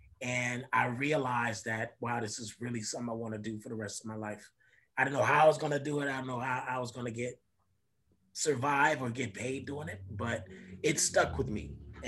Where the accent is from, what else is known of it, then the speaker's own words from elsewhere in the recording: Los Angeles, California, United States; Born and raised in Los Angeles, California. I attended Crenshaw High School, graduated, went to CSUN